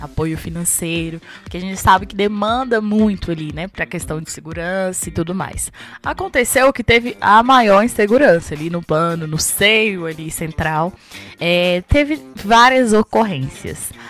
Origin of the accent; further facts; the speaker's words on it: Ceilândia, Federal District, Brazil; E eu nasci na Ceilândia, eu lembro que eu morei minha vida quase tudo na Ceilândia